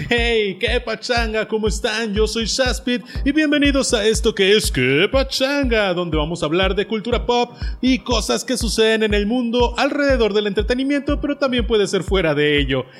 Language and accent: Spanish; Mexico; como mexicano